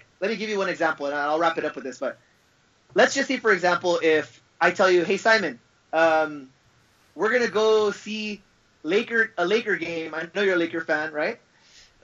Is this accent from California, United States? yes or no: yes; Los Angeles, California, United States; I'm an American. I was born in Los Angeles